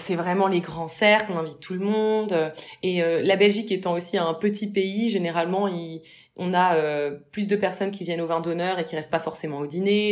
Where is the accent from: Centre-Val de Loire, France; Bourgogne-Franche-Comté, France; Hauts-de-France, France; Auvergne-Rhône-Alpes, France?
Bourgogne-Franche-Comté, France; Mâcon; moved away; je viens de Mâcon de base